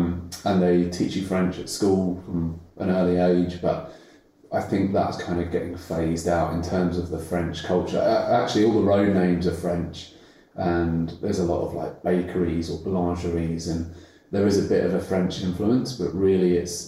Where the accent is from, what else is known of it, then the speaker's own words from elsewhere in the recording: Jersey; moved away; I grew up in an island called Jersey, which is part of the Channel Islands. Off the coast of France, but they are part of the UK. Growing up there, it's a very small island. There's about 90,000 people.